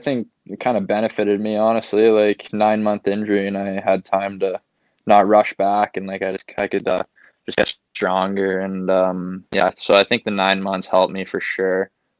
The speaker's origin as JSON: {"language": "English", "town": "St. Albert", "region": "Alberta", "country": "Canada", "moved": "as an adult", "lives_now": "Vancouver, Canada", "said": "I'm from St. Albert, Alberta, just outside of Edmonton."}